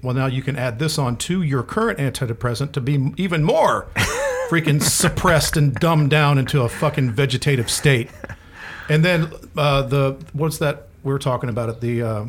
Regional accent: Florida, United States; born or raised there

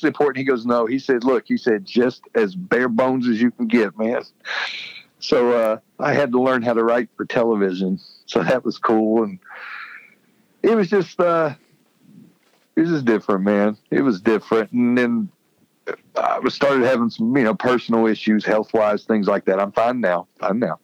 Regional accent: West Virginia, United States; now in Charleston, United States; I got offered an anchor job in my home state of West Virginia

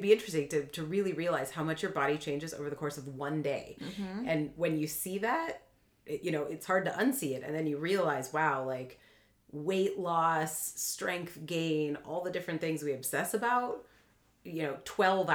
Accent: Canada; I'm Canadian

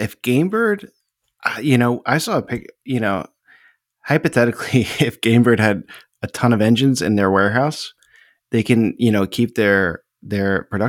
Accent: United States; We're American.

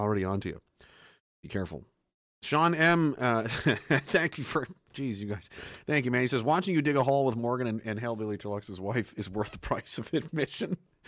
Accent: Spryfield, Nova Scotia, Canada; And I grew up in Spryfield.

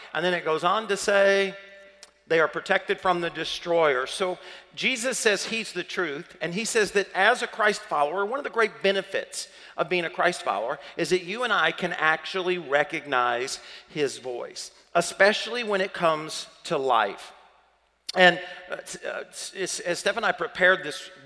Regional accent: the South, United States; accent: southern; my southern accent

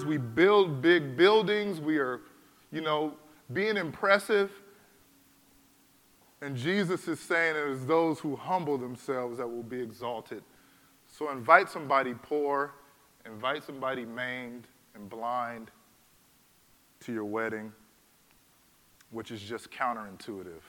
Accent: California, United States; I was born in California, man. I'm about as American as you are

